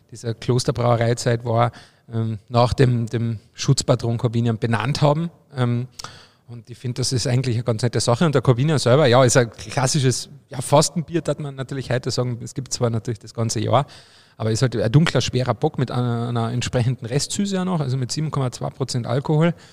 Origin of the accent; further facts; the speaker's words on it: Obervellach, Carinthia, Austria; mein, mein Heimatort Obervellach im Mölltal ist ja eine Partnergemeinde